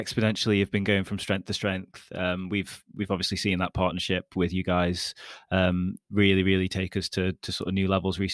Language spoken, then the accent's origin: English; border of Stoke-on-Trent, West Midlands, United Kingdom; Fellow Midlands person